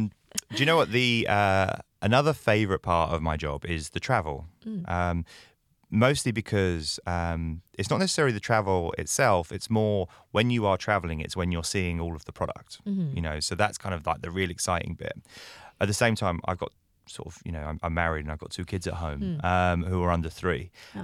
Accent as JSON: {"language": "English", "country": "United Kingdom", "said": "I'm British in case my accent didn't give that away."}